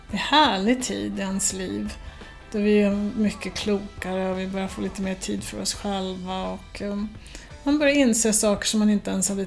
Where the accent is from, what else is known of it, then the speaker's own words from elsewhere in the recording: Sweden; jag kan ju säga eh, att vi, för jag är ju svensk själv, så därför kan jag ju säga det